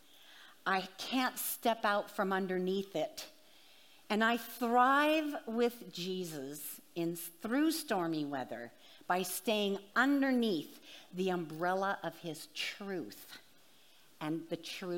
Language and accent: English; Washington, United States; moved away as an adult; now in Boston, United States; I am from Washington State, and I lived there for 37 years